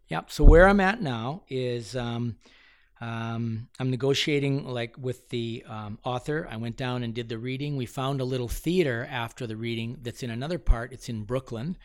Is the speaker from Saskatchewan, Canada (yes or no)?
no; London, Ontario, Canada; moved away as an adult; now in Alberta, Canada; I grew up in London, Ontario